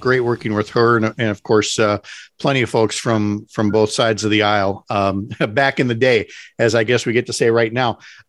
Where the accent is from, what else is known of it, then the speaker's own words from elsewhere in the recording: St. Paul, Minnesota, United States; as somebody who was born and raised in St. Paul